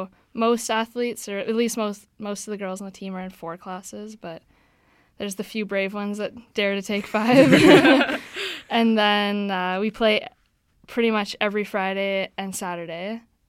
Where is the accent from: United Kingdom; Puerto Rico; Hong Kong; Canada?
Canada; Manitoba; moved away as an adult; now in Vancouver, Canada; I'm in my fourth year at UBC. I'm studying kinesiology, originally from Manitoba